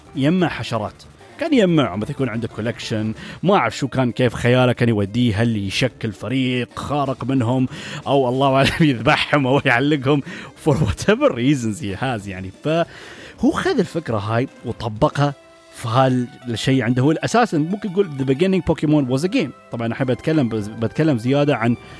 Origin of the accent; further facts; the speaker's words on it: United Arab Emirates; عندنا في الامارات